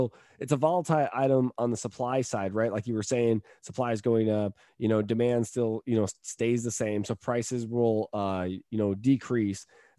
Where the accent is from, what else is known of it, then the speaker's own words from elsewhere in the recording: California, United States; now in Tampa, United States; We actually pack lemons here in California. I say here in California because I'm a Californian